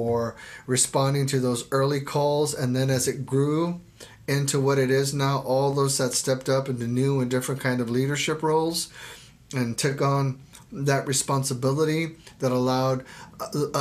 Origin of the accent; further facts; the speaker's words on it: Texas, United States; now in Oregon, United States; I grew up in Texas